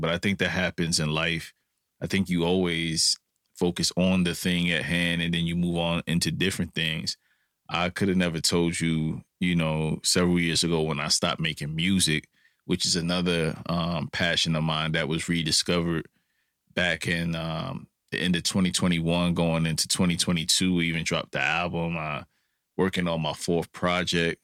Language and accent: English; New York City, New York, United States; I'm from New York City